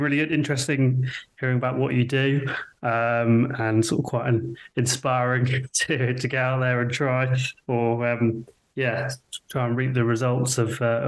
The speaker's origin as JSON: {"language": "English", "town": "Stratford", "country": "United Kingdom", "tie": "born or raised there", "also_born_or_lived": "London", "said": "I grew up in Stratford, moved to London, and then moved back"}